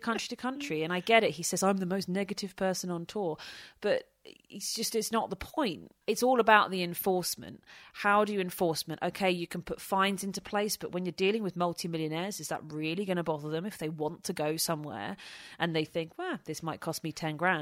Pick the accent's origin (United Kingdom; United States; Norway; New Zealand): United Kingdom; Kent, South East England; I'm from Kent